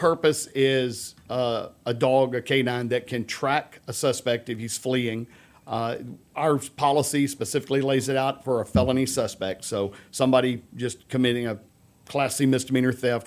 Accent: Humble, Texas, United States; I grew up in Humble.

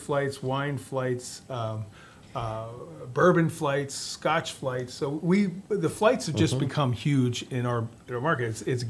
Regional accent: Philadelphia, Pennsylvania, United States; moved away; I'm from Philadelphia, and cheesesteak's kind of important.

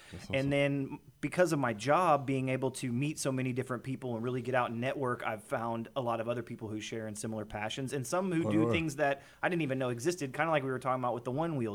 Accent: Houston, Texas, United States; now in Lake Conroe, United States; I grew up in Houston, so I grew up out in the Cypress area

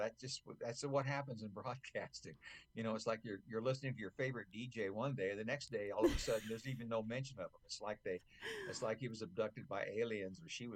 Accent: Houston, Texas, United States; moved away as an adult; also born or lived in Tampa, Florida / Chicago / Los Angeles / Seattle; now in North Georgia Mountains, United States; Born in Tampa, raised in Houston. My mother immigrated to this country through Ellis Island in 1939. And my dad is from Portland, Oregon.

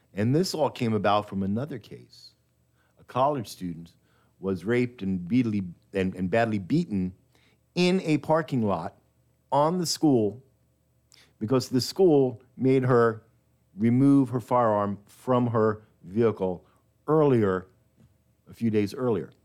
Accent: New York, United States; now in Texas, United States; I was born in New York, but I got to Texas as quickly as I could

